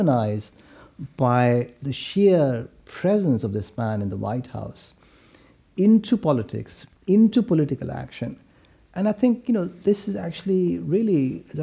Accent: India; when I was growing up in India in the 70s and 80s

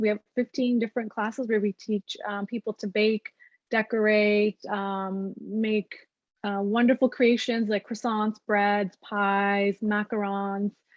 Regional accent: Canada; we're Canadian

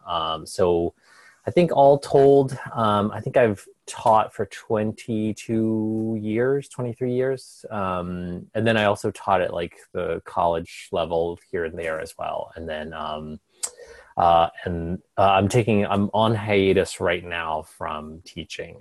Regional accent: Carlisle, Pennsylvania, United States; moved away as an adult; also born or lived in New York City; now in Maine, United States; I grew up in um, Carlisle, Pennsylvania

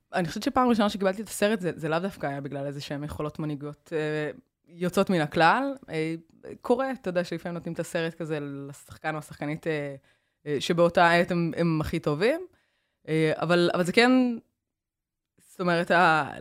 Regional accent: Kiryat Tivon, Haifa District, Israel; also born or lived in United States; נסעתי מטבעון לחולון

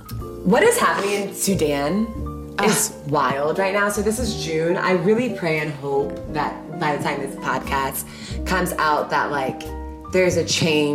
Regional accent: Ghana; I just love being Ghanaian so much, so I still wanna be Ghanaian.

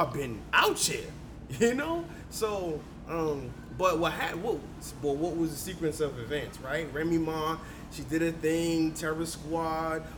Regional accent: New York City, New York, United States; I'm from Queens

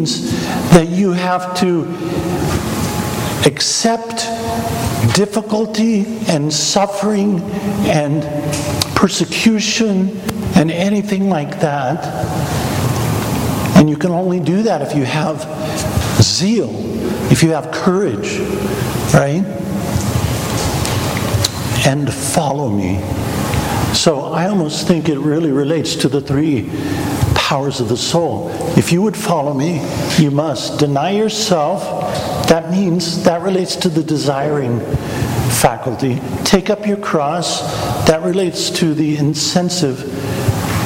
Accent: Kansas, United States; I'm from Kansas

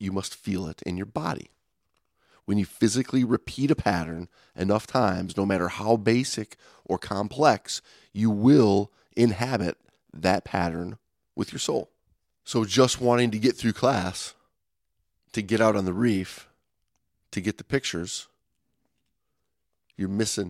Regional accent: Detroit, Michigan, United States; I'm from Detroit, man.

